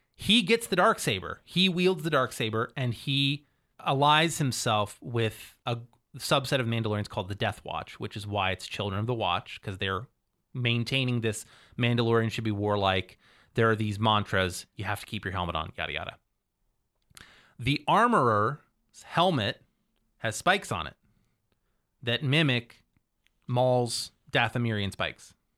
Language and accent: English; Cambridge, Ohio, United States; I am from Cambridge, Ohio